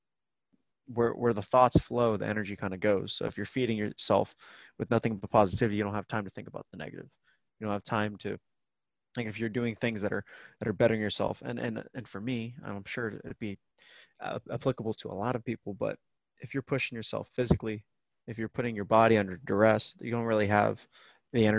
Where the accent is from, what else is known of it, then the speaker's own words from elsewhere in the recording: Tampa, Florida, United States; moved away as an adult; I kind of left Tampa as well